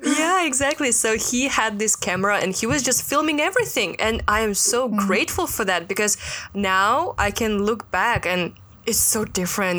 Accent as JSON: {"language": "English", "country": "Russia", "moved": "yes", "lives_now": "Hong Kong", "said": "I'm from Russia."}